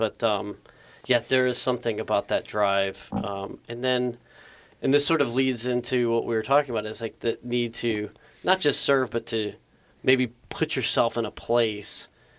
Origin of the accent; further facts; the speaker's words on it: San Clemente, California, United States; my family's from Vietnam, so that was a very real thing. My mom came here in 75. I was born in 76.